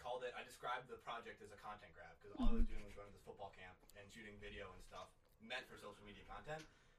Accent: Green Bay, Wisconsin, United States; moved away; I'm from Green Bay.

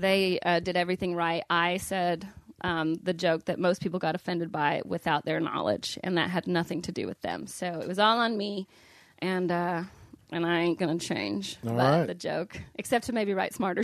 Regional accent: Missouri, United States; Listen, I'm from Missouri and I hate that you're eating.

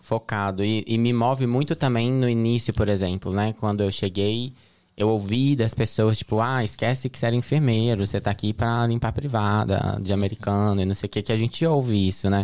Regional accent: Betim, Minas Gerais, Brazil; moved away as an adult; also born or lived in Belo Horizonte, Brazil; now in United States; sou de Betim, Minas Gerais. Nasci em Belo Horizonte, morava numa cidade que se chama Betim, que é próxima a Belo Horizonte.

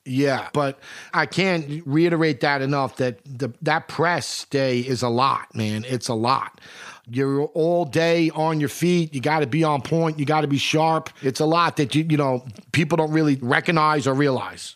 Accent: New York City, New York, United States; I grew up reading the Post. I'm from New York. I always read the Post.

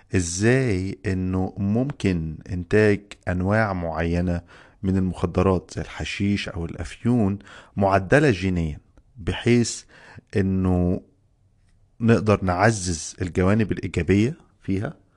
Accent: Egypt; عندنا في مصر

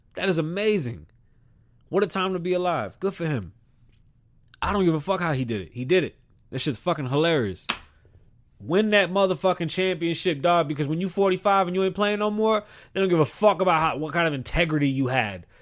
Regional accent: New York City, New York, United States; also born or lived in South Carolina; I'm from the South Bronx, but shit, I got roots in South Carolina

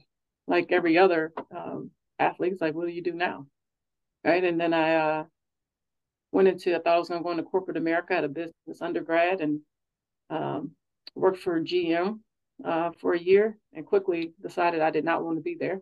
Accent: Hammond, Indiana, United States; moved away as an adult; also born or lived in Louisiana; now in Oregon, United States; I am born and raised in Hammond, Indiana, which is a town just south and east of downtown Chicago

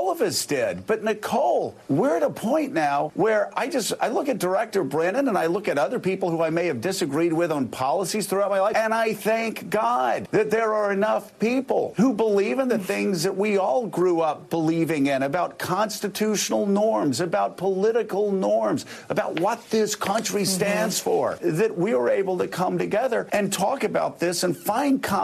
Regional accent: Florida, United States; my home state of Florida

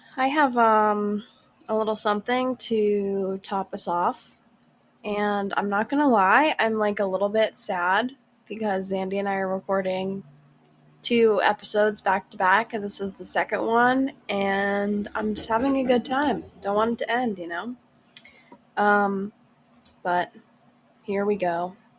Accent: Boston, Massachusetts, United States; I'm from Boston

